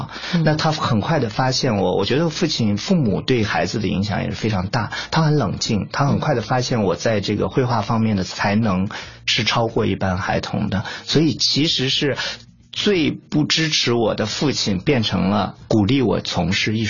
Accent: Zhengzhou, Henan, China; moved away as an adult; also born or lived in Guangzhou; 我出生在河南郑州，成长一直在郑州。

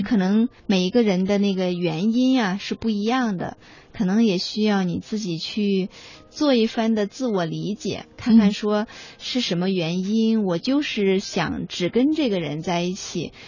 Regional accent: China; 我们中国人

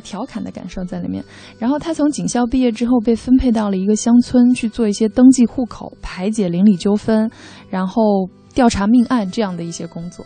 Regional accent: Jiangxi, China; 我们都是江西人

